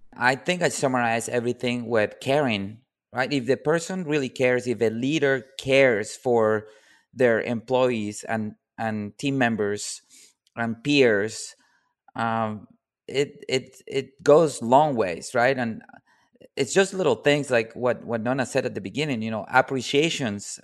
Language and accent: English; Colombia; moved away